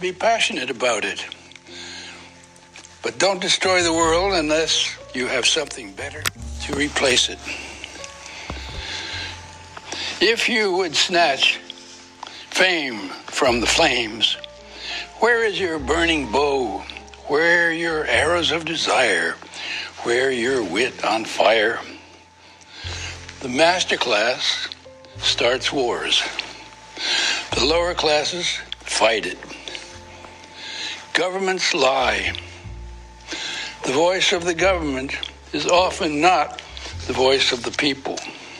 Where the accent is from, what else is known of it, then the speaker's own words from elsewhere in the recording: Yonkers, New York, United States; born there; Oh, I was born in South Yonkers.